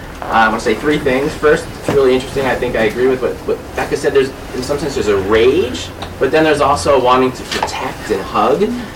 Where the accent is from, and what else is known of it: Boston, Massachusetts, United States